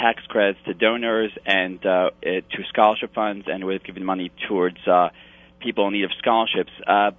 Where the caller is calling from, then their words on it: Albany, New York, United States; Good morning, Nachum. I'm live from Albany, and it's a pleasure to be here.